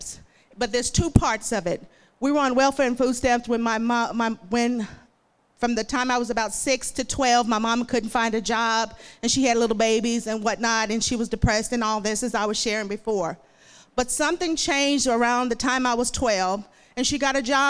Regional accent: Emerson, Arkansas, United States; moved away as an adult; also born or lived in Magnolia, Arkansas; now in Hot Springs, United States; I was born and raised in Emerson, Arkansas, a small town just above the Louisiana state line.

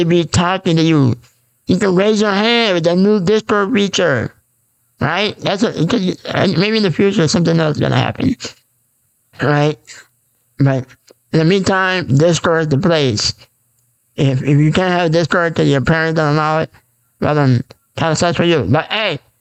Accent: Bay Shore, New York, United States; I'm from New York, Bayshore

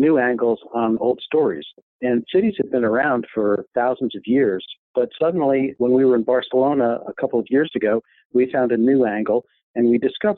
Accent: Newark, New Jersey, United States; I grew up in Newark, New Jersey, and I loved it

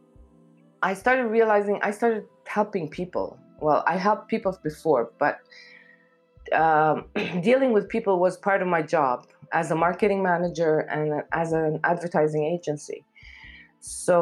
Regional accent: Kuwait; also born or lived in Lebanon / Africa / Gulf area; now in Amman, Jordan; I was born in Kuwait. I lived there for a while until my parents got divorced

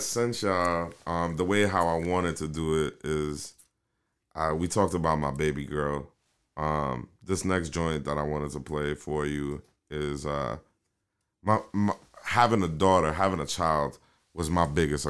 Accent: New York City, New York, United States; accent: New York; also born or lived in Kingston, Jamaica; I'm from South Bronx, Soundview

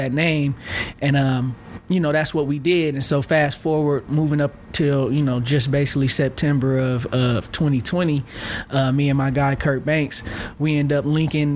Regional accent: Vallejo, California, United States; moved away as an adult; also born or lived in Sacramento, California / Georgia / North Carolina; now in Salt Lake City, United States; I grew up in North Vallejo, Crestside community, North Vallejo, which is north

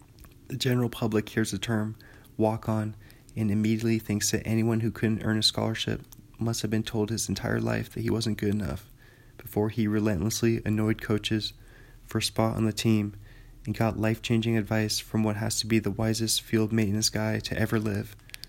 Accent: Indiana, United States; I'm from Indiana and played basketball.

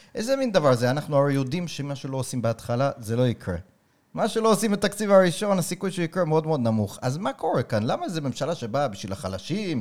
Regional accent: New York, United States; now in Israel; אני גדלתי בקהילה חרדית בניו יורק

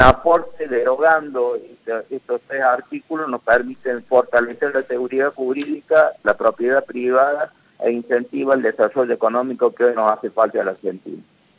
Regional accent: Cruz del Eje, Córdoba, Argentina; soy de Cruz de leche

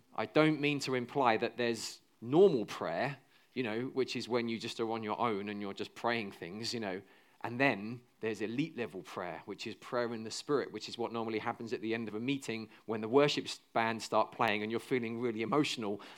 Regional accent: United Kingdom; 'cause we're British

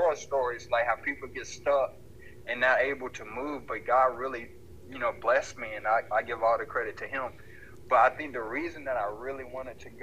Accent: Brantley, Alabama, United States; also born or lived in Germany / El Paso, Texas; we all moved back to Alabama when I was probably like 3 or 4

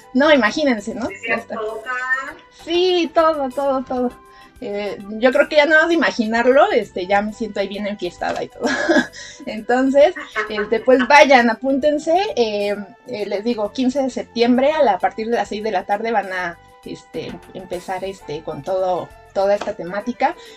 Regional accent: Mexico City, Mexico; como buenos chilangos que veníamos de allá

